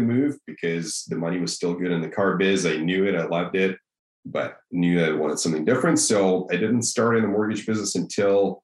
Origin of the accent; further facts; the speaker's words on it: Russia; English is a second language; moved away as an adult; now in Kelowna, Canada; I was born and raised in Russia and moved to Kelowna